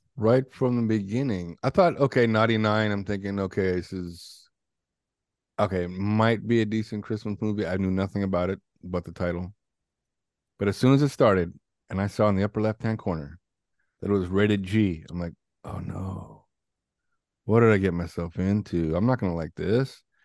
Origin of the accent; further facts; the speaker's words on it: Canada; growing up in Canada